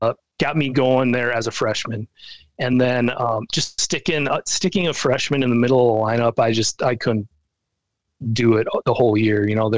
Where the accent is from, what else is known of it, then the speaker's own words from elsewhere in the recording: Minnesota, United States; get out on the field in the Metrodome where I've watched, you know, my hometown team play